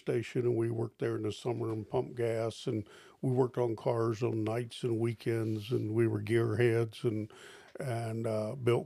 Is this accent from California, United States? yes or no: no; Eastern Shore of Maryland, United States; I grew up on the Eastern Shore of Maryland